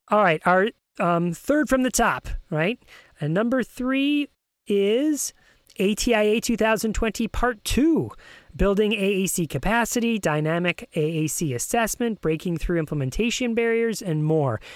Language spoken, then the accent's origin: English; New York, United States; now in Virginia, United States; I'm originally from New York